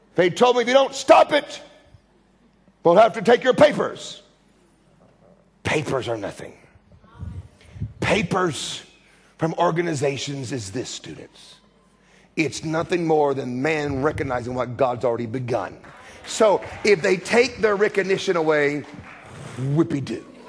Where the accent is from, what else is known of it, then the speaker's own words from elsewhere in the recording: United States; accent: American; my American screaming accent